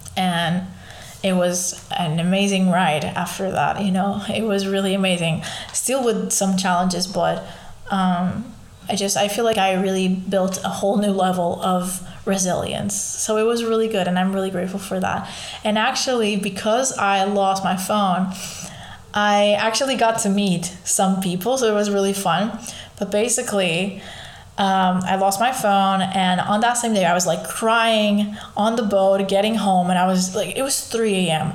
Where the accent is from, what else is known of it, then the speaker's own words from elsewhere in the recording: Lisbon, Portugal; I was born in Lisbon. I've lived there all my life